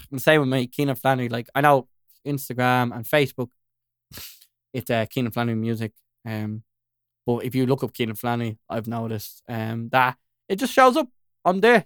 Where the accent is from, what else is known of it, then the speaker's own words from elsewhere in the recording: Dublin, Leinster, Ireland; I'm just from, like, North Side